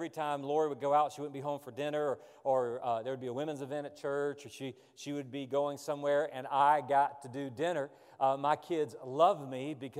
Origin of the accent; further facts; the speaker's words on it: the South, United States; I grew up in the South. All my relatives are from Georgia, the Athens and Atlanta area.